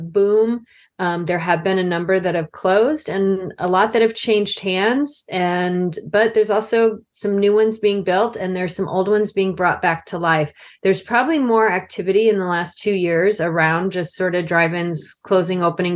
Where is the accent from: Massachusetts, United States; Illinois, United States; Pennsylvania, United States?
Illinois, United States; outside of Chicago; I grew up outside of Chicago area